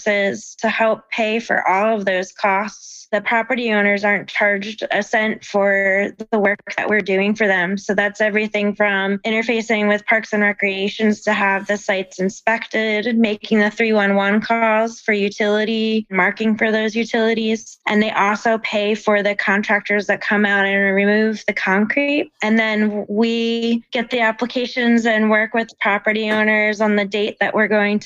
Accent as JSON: {"language": "English", "town": "West Chester", "region": "Pennsylvania", "country": "United States", "tie": "born or raised there", "lives_now": "Philadelphia, United States", "said": "I grew up in Chester County in Westchester, PA"}